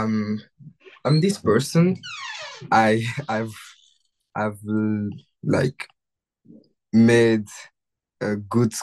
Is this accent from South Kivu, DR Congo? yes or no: no; Kinshasa, DR Congo; English is a second language; moved away as an adult; now in Ottawa, Canada; I grew up in the city of Kinshasa